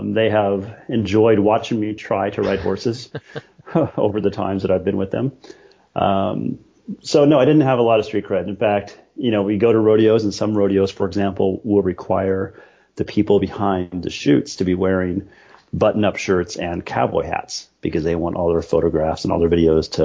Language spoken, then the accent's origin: English; Colorado, United States; I grew up in the 70s and 80s, and I think rodeo and kind of the Western culture, especially growing up in Colorado